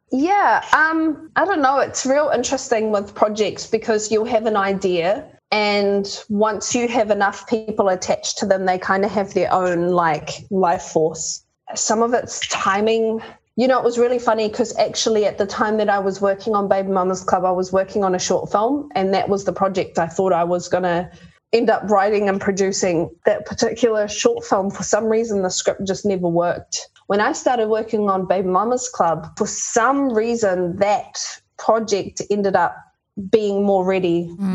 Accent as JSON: {"language": "English", "town": "Kaikohe", "region": "Northland", "country": "New Zealand", "tie": "born or raised there", "also_born_or_lived": "Sydney, Australia / Tokoroa, New Zealand", "said": "she eventually ended up sending me home to live with my grandparents. And we moved from Tokoroa to the far north, up to Kaikohe"}